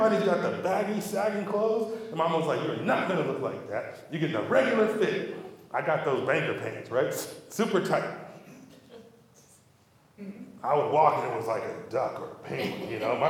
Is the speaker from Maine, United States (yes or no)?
no; Cerritos, California, United States; I grew up in Cerritos